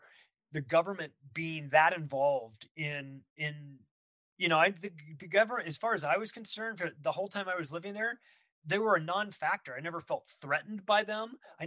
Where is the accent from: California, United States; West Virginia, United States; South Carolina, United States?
California, United States; Palm Springs; moved away; also born or lived in Los Angeles, California; I grew up in Palm Springs, which is the desert where people go to retire